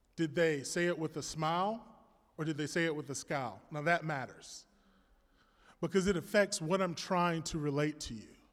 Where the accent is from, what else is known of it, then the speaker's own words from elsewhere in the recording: Florida, United States; I'm a Florida man